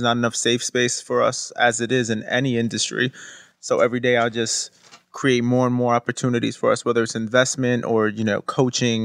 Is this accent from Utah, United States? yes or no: no; New York City, New York, United States; also born or lived in Newark; I grew up, I was born and raised in Brooklyn